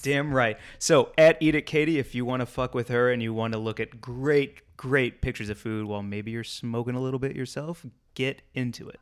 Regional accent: St. Louis, Missouri, United States; also born or lived in Chicago; now in Los Angeles, United States; I grew up in St. Louis, moved here from Chicago, live here in LA.

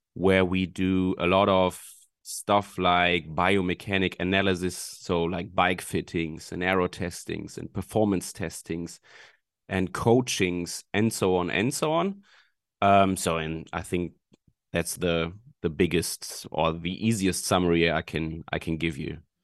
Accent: Hamburg, Germany; I'm from Hamburg in Germany

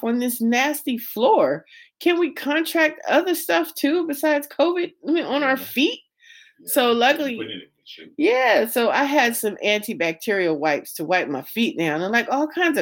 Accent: Las Vegas, Nevada, United States; I'm from Vegas

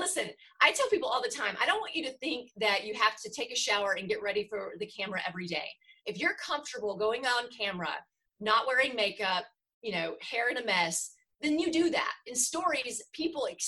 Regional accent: the South, United States; I'm from the South

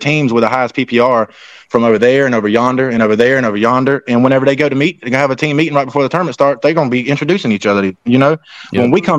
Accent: South Carolina, United States; No, because I'm from South Carolina.

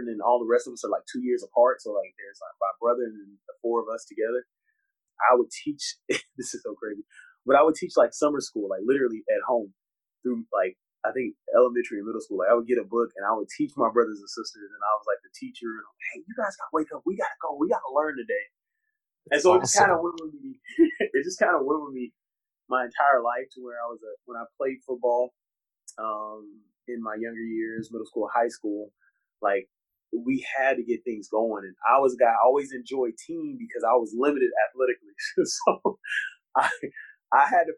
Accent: Houston, Texas, United States; being a Rockets fan growing up in Houston

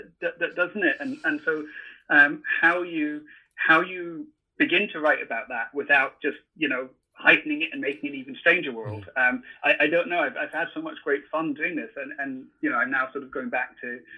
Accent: Scotland, United Kingdom; moved away as an adult; also born or lived in San Francisco; growing up in Scotland

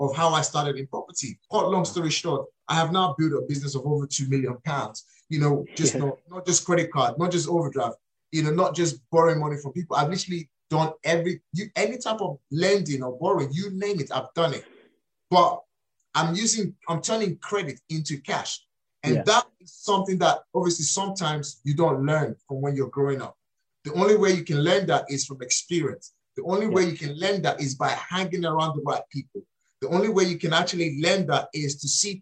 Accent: Nigeria; moved away; I was born and raised in Africa. I was born and raised in Nigeria

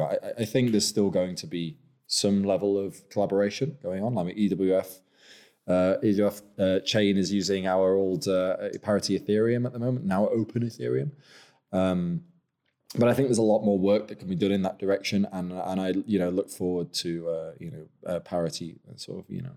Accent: Lancaster, North West England, United Kingdom; moved away; also born or lived in York; I'm actually from Lancaster, from the other Rose. So a bit of a traitor to my birthplace, really.

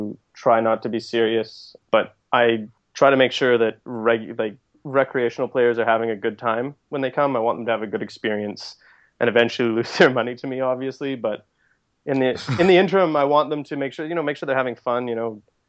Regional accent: Victoria, British Columbia, Canada; born or raised there; moved away

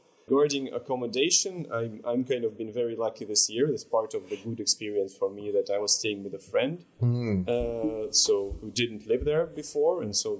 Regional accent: Moscow, Russia; I'm a person from Moscow.

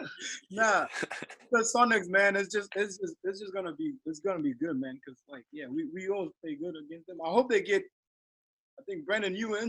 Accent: Wellington, New Zealand; moved away as an adult; now in Auckland, New Zealand; I'm from Wellington, man. So I played in high school. I'm St. Pat's College out in Wellington

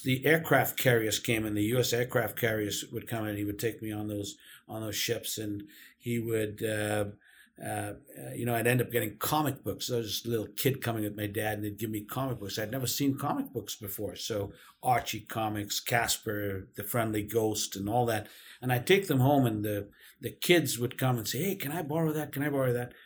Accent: Karachi, Sindh, Pakistan; moved away as an adult; now in Canada; Grew up in a place called Karachi, right on the ocean. I was there till I was nineteen years old, and then I immigrated to Canada

